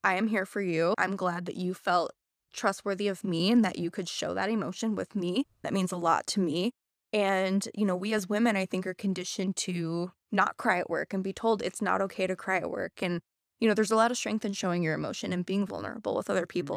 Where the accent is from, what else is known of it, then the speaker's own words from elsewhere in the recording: Missouri, United States; moved away as an adult; also born or lived in Indiana / Wisconsin; now in Madison, United States; Born and raised in Missouri.